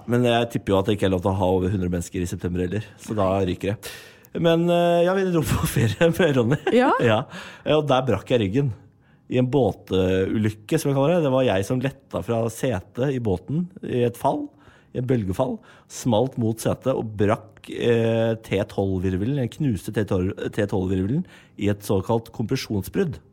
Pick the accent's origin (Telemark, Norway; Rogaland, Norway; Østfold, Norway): Østfold, Norway; Moss; Jeg er fra Moss